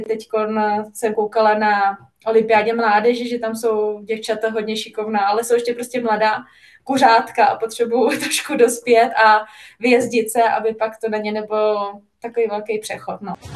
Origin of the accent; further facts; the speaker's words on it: Czechia; now in Italy; náš český chleba je prostě něco, co tady jako člověk nenajde